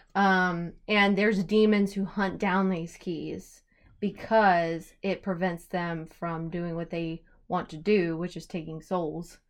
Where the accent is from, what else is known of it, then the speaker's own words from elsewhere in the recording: United States; I'm American